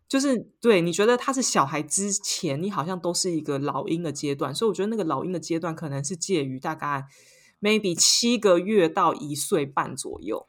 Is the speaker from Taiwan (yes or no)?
yes; Taiwan; moved away as an adult; now in Paris, France; 我是台湾人